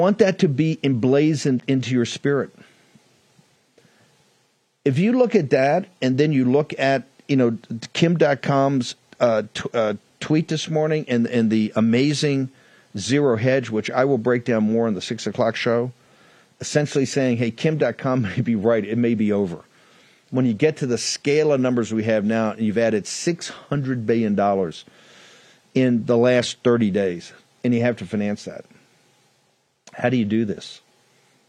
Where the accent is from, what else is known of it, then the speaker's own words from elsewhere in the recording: Virginia, United States; my beloved Commonwealth of Virginia, my home state